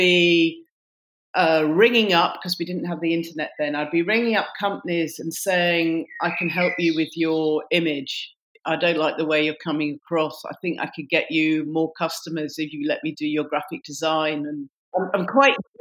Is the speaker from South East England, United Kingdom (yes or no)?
no; Warrington, North West England, United Kingdom; also born or lived in Oxford; now in London, United Kingdom; I come originally from Warrington